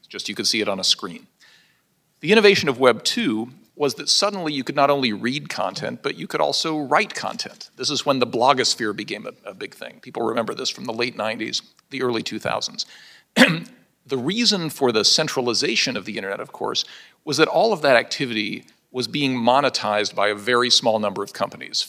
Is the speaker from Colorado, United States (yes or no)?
yes; Pueblo, Colorado, United States; my hometown of Pueblo, Colorado